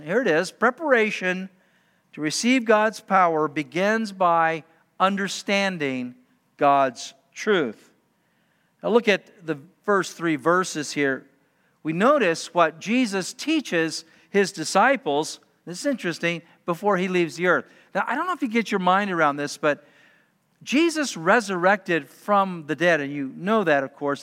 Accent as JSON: {"language": "English", "region": "Utah", "country": "United States", "tie": "born or raised there", "said": "being a high school student growing up in Utah"}